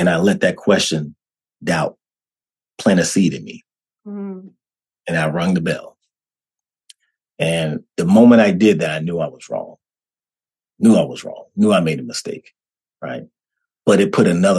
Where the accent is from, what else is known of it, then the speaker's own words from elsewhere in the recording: Washington, District of Columbia, United States; moved away; also born or lived in North Carolina; growing up in D.C., growing up in Washington, D.C., moving down to North Carolina, being raised by my grandparents